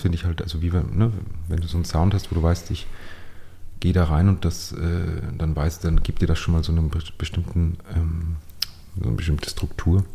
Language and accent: German; Upper Austria, Austria; accent: Upper Austrian dialect; moved away as an adult; now in Vienna, Austria; als ich dann nach Wien gezogen bin, ich komme aus Oberösterreich